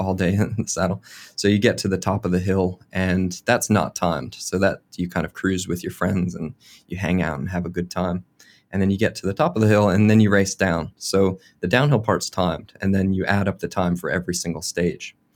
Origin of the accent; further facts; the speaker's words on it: Eastern United States, United States; moved away as an adult; now in New Zealand; where I grew up on the Eastern U S